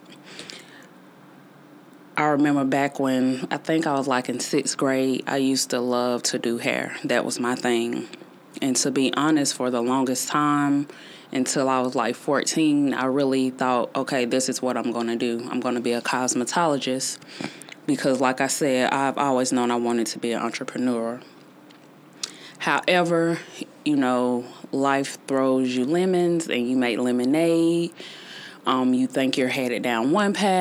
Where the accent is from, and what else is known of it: Greenville, South Carolina, United States; born or raised there